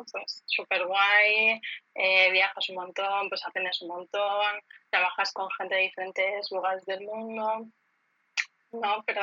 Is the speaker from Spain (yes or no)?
yes; Elche, Valencian Community, Spain; also born or lived in Barcelona; Sí, soy de Elche.